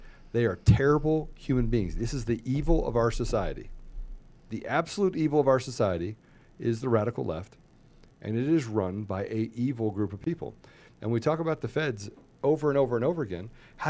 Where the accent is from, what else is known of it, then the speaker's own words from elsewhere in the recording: East Coast, United States; Look, I grew up on the East Coast. I have family all the way from New York all the way down to Florida.